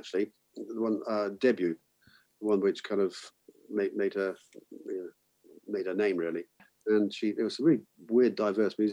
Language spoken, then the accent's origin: English; Bath, South West England, United Kingdom; my hometown in Bath.